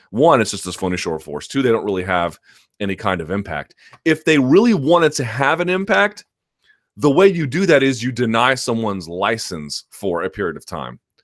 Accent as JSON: {"language": "English", "region": "South Georgia", "country": "United States", "tie": "born or raised there", "moved": "yes", "said": "I grew up in South Georgia for a, a portion of my life"}